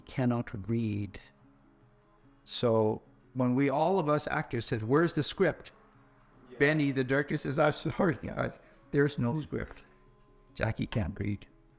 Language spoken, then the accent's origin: English; Vancouver, British Columbia, Canada; Well, I was born in Canada, spent most of my time in Vancouver.